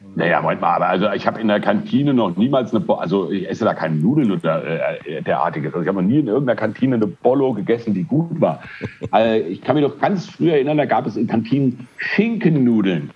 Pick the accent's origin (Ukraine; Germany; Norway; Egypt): Germany; Frankfurt, Hesse; born or raised there; moved away as an adult; also born or lived in Düsseldorf / Milan; now in Spain